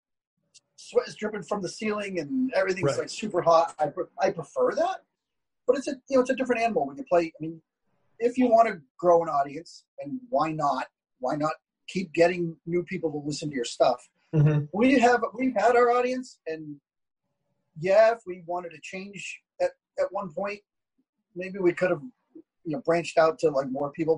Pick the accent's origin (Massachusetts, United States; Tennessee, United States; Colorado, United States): Massachusetts, United States; I'm from Massachusetts